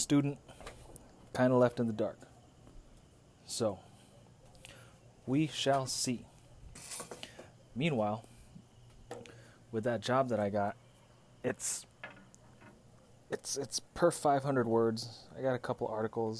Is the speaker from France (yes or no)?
no; Philippines; as a Filipino man